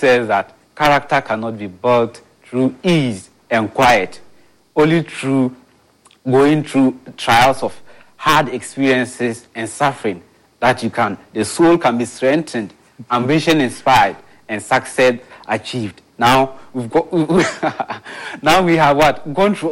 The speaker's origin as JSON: {"language": "English", "country": "Ghana", "said": "as a Ghanaian"}